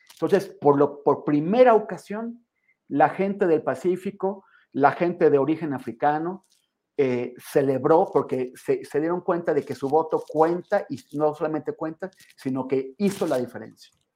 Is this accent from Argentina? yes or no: no; Mexico; siendo un mexicano